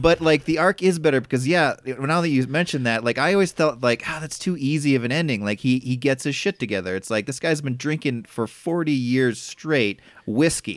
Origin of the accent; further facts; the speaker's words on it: Midwest, United States; growing up in the Midwest